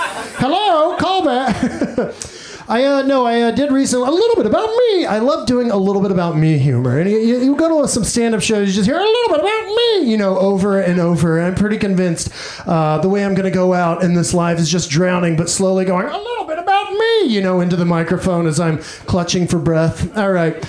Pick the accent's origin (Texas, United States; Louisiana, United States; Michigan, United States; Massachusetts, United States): Texas, United States; Mineral Wells; moved away; this town I grew up